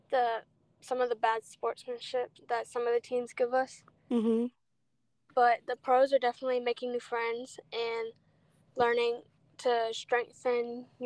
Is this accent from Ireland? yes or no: no; Louisiana, United States; born there; Because I was born in Louisiana